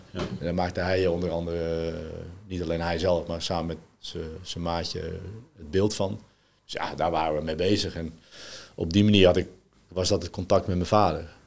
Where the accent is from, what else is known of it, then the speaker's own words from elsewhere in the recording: Netherlands; also born or lived in France; ik ben in Frankrijk geboren. Ik ben op vijfjarige leeftijd naar Nederland verhuisd